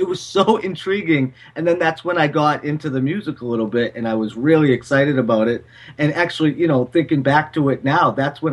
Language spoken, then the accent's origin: English; Boston, Massachusetts, United States; accent: Boston; now in Falmouth, United States; my Boston accent